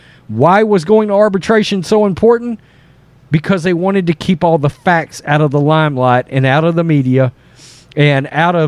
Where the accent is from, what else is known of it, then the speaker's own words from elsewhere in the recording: Florida, United States; I'm a child of the South. I was raised in Florida.